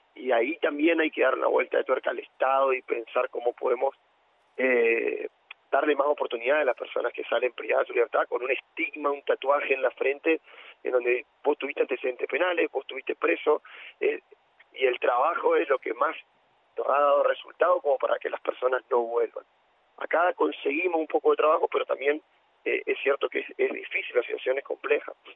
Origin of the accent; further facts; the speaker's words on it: Eldorado, Misiones, Argentina; also born or lived in La Plata; soy el doradense, sería, ah. yo soy acá de Misiones me fui a estudiar a la Universidad de La Plata